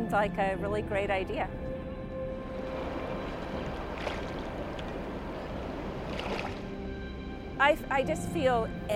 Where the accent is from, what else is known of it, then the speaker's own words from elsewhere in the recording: Middletown, Rhode Island, United States; I'm from Middletown, Rhode Island